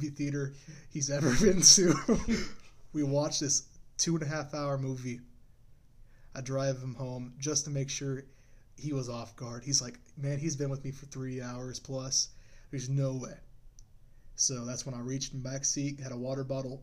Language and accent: English; United States; we're American